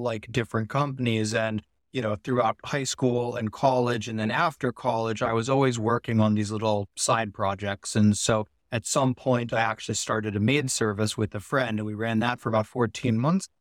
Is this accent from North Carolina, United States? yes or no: no; Palo Alto, California, United States; I grew up in Silicon Valley in Palo Alto, right near, uh, like Google and Facebook, Apple